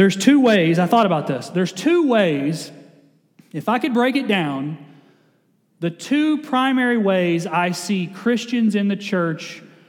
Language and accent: English; Kentucky, United States; I grew up in Kentucky, we didn't play football well, so we all played basketball